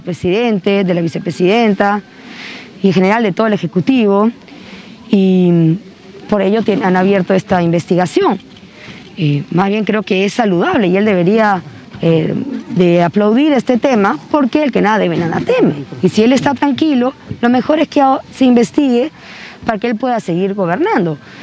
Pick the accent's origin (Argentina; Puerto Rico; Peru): Peru; Cajamarca; yo también vengo de Cajamarca, mi familia también es cajamarquina